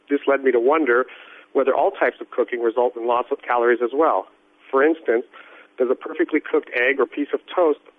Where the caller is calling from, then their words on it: San Diego, California, United States; I'm calling from San Diego, California, in the U.S.